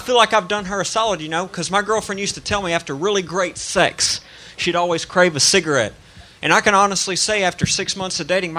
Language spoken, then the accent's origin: English; Tennessee, United States; I'm from Tennessee.